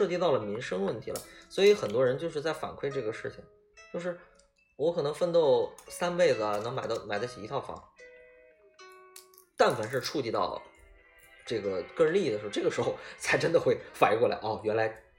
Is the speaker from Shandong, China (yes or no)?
no; Hengshui, Hebei, China; 呃，我老家是河北衡水，